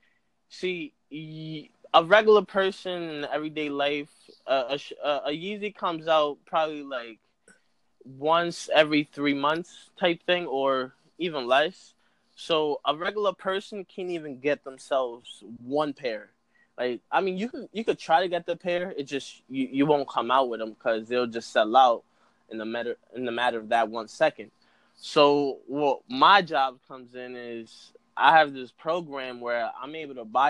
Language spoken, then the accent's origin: English; New York City, New York, United States; I come from New York, so that's why I'm a New York fan for anything. I'm from the Bronx